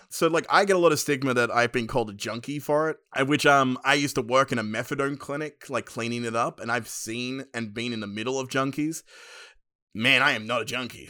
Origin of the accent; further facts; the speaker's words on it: Penrith, New South Wales, Australia; I grew up in Western Sydney, Penrith